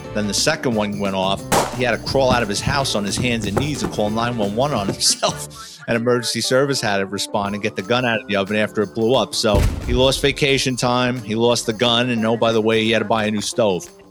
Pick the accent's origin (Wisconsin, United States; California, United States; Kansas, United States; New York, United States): New York, United States; New York City; born and raised in the Bronx, New York, lower middle class family